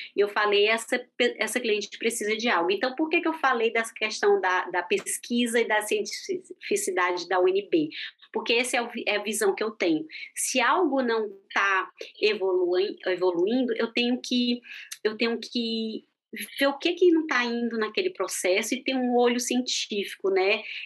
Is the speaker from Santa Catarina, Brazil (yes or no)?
no; Fortaleza, Ceará, Brazil; moved away as an adult; also born or lived in Brasília / United States / Thailand; now in Switzerland; Eu sou de Fortaleza